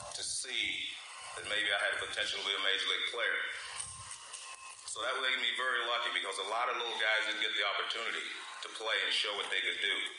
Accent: Oakland, California, United States; grew up in Oakland

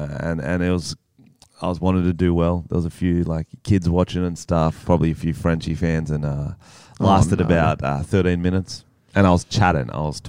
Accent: Australia; I'm Australian

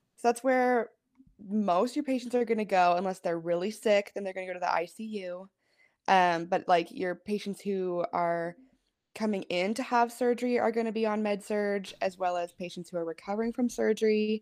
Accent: Pullman, Washington, United States; moved away; I am from Washington State. Originally, I grew up in Pullman

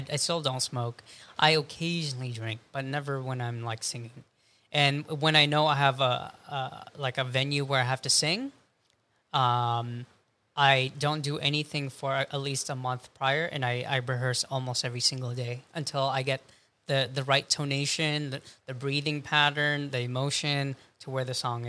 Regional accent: Philippines; ako. I'm Filipino.

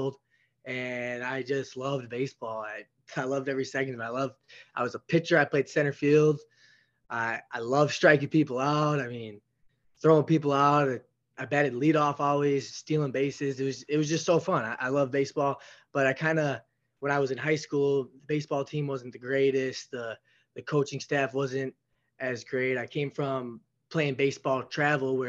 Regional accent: Elgin, Illinois, United States; I grew up in Elgin, Illinois. It's a pretty big city outside of Chicago

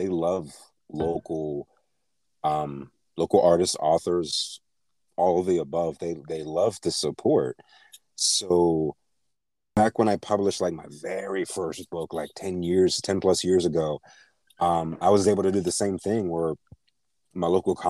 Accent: Pittsburgh, Pennsylvania, United States; moved away; the Carnegie Library back in my hometown, Pittsburgh

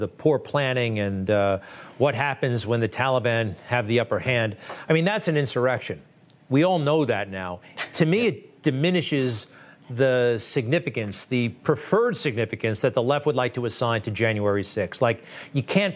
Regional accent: Garden City, New York, United States; My hometown is Garden City on Long Island

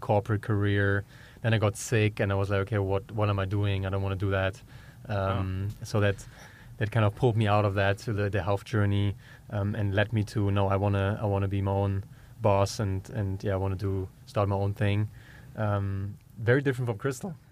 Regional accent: Germany; accent: German; English is a second language; moved away as an adult; also born or lived in Georgia, United States; now in United States; growing up in Germany, very meat heavy

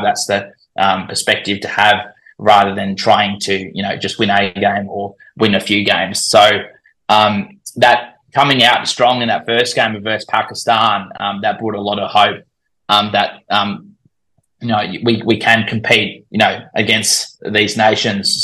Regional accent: Australia; accent: Australian; I was born in Australia, but I'm I'm predominantly Dutch

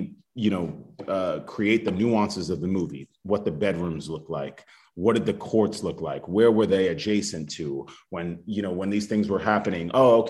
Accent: Compton, California, United States; This is a I am from Compton story.

